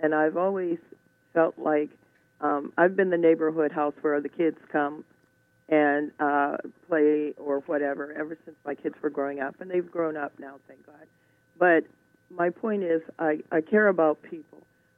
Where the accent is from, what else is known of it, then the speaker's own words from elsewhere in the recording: Alabama, United States; born there; As I said, I was born down south in Alabama, and there's such a family feeling down there, and it carries over, and it's always been part of me.